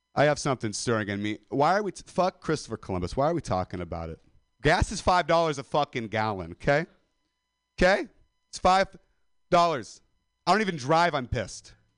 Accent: Modesto, California, United States; I'm a dropout from Modesto

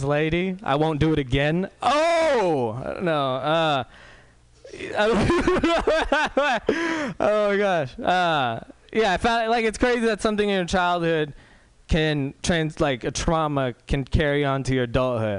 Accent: Walnut Creek, California, United States; I'm pretty much a white dude from Walnut Creek

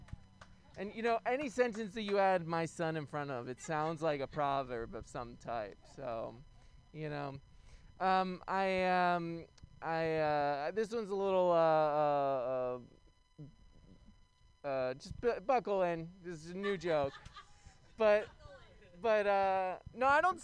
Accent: New York City, New York, United States; moved away as an adult; now in San Francisco, United States; I'm from Brooklyn

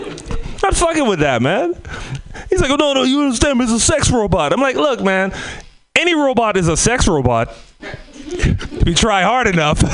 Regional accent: Trinidad & Tobago; moved away; also born or lived in Bay Area / Oakland; I came from the Caribbean. By from the Caribbean, Trinidad and Tobago

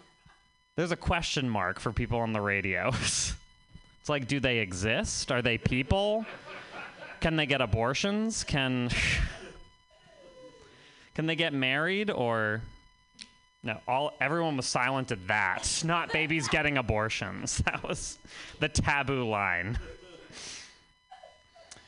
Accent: Vermont, United States; I'm from Vermont

